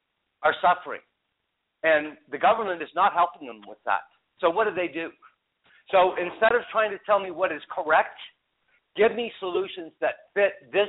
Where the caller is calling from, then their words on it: Colorado, United States; I'm in Colorado.